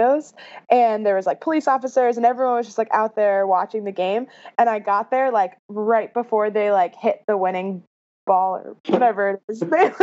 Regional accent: New York, United States; we're from New York

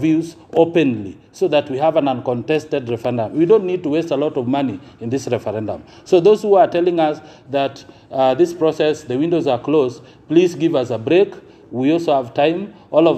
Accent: Nyanza, Kenya; we come from Nyanza

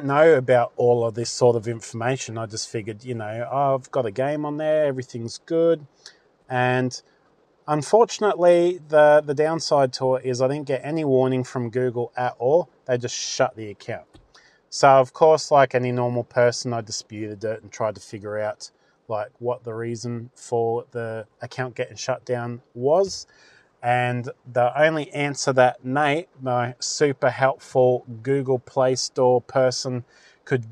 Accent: Australia; as an Aussie

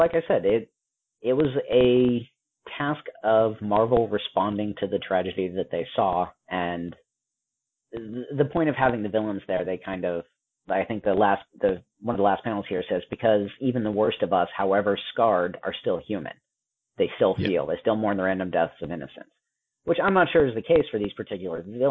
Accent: United States; I'm an American

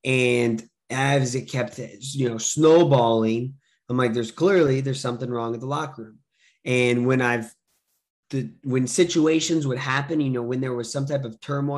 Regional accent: Long Island, New York, United States; now in Philadelphia, United States; I'm from New York originally

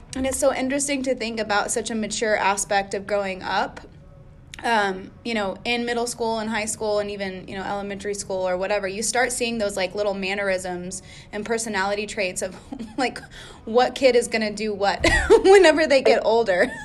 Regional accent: Austin, Texas, United States; I'm from Austin, right? And it's a kind of a hippie town, and it's part of Texas

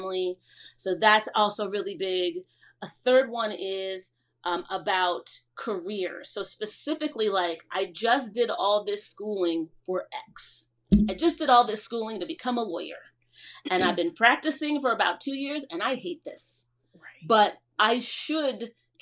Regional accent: Cleveland, Ohio, United States; moved away as an adult; also born or lived in Trinidad (parents) / New York; now in New Jersey, United States; I grew up in Cleveland, Ohio, the youngest of three.

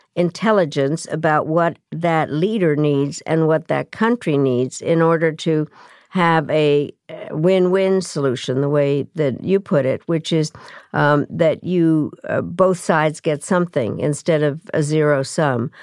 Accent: Czechia; moved away; also born or lived in Yugoslavia; I was born in Czechoslovakia

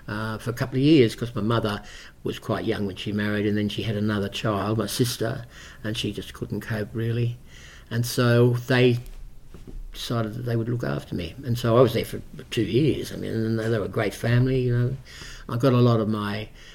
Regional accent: Parramatta, New South Wales, Australia; also born or lived in Bankstown; I was born in Parramatta

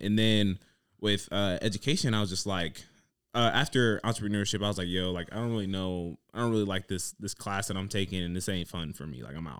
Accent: Dayton, Ohio, United States; I'm from Dayton, Ohio.

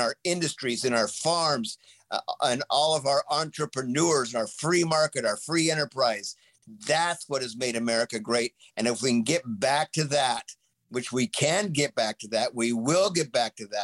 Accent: Sunnyside, Washington, United States; when I was a kid growing up in Sunnyside, you got up in the morning, you went out and you cut asparagus in the morning

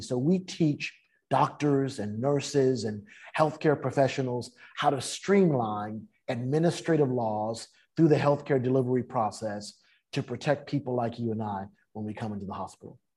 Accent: San Francisco, California, United States; now in Southern California, United States; I was mm. raised in San Francisco

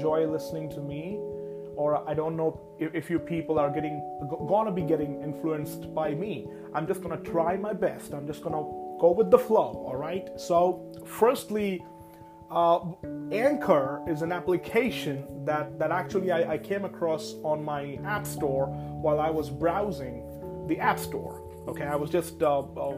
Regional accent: Rourkela, Odisha, India; I was born and raised in a very small town named Rourkela that is located in the state of Odisha

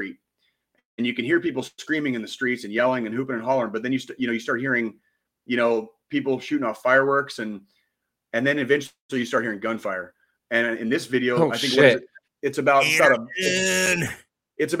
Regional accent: Arizona, United States; also born or lived in Kansas City; born in Kansas City and a lifelong, you know, Chiefs and Royals fan, the fact that this Super Bowl was played in my the state where I grew up in Arizona

